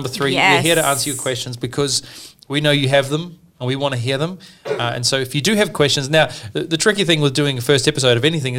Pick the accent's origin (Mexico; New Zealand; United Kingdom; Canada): New Zealand; Southbridge, Canterbury; moved away as an adult; also born or lived in Australia; now in Sydney, Australia; I grew up in New Zealand in a little town called Southbridge, a town of maybe 700 people.